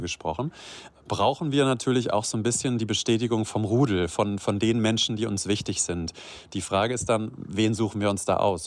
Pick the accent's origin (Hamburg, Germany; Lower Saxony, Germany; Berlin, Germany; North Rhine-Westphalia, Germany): Lower Saxony, Germany; Göttingen; now in Rhineland, Germany; ich komme aus Niedersachsen, ja aus der Ecke uh. von Göttingen.